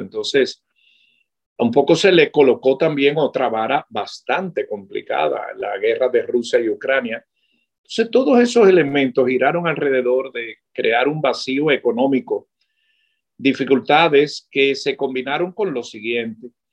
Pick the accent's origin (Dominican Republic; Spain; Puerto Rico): Dominican Republic; Yo que trabajo para la televisión en mi país